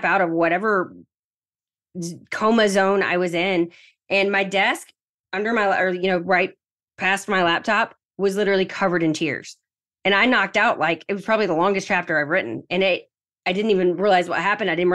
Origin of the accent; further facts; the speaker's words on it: Southern United States, United States; accent: Southern; my weird Southern accent